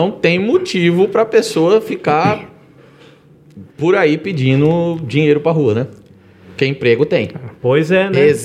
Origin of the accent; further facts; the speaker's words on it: Ibitinga, São Paulo, Brazil; Nasci na Santa Casa de Bitinga, né? Minha família é de lá